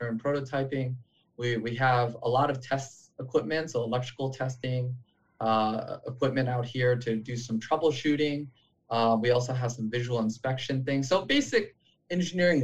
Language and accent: English; Long Beach, California, United States; I grew up in Long Beach, the same neighborhood that … grew up